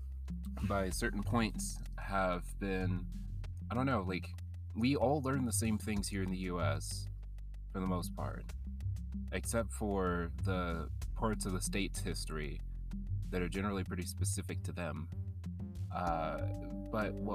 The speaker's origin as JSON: {"language": "English", "region": "South Alabama", "country": "United States", "tie": "born or raised there", "also_born_or_lived": "California / Barbados (family)"}